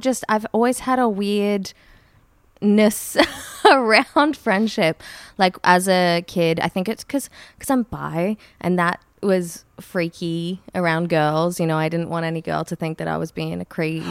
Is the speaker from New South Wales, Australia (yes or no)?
no; Brisbane, Queensland, Australia; now in Sydney, Australia; I grew up in Brisbane